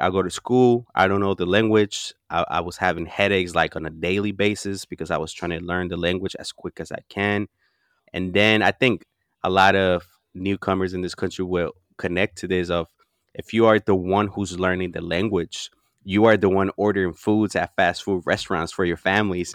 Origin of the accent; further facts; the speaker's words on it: Oakland, California, United States; also born or lived in Huapan, Michoacán, Mexico; I came here when I was ten